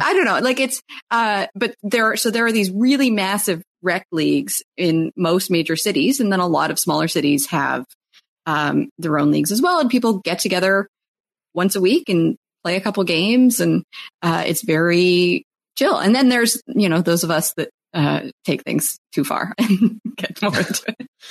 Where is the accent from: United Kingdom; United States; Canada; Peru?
Canada; I'm Canadian